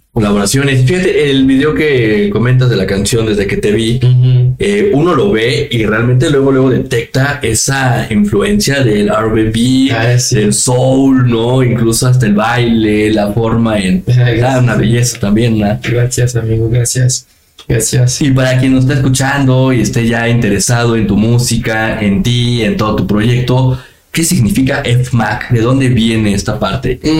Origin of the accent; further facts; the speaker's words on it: Mexico; Y créeme que para nosotros como mexicanos, eh, como país, estamos agradecidos contigo